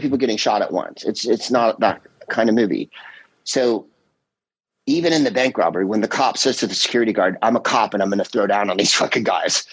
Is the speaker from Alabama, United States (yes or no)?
no; San Carlos, California, United States; I'm from San Carlos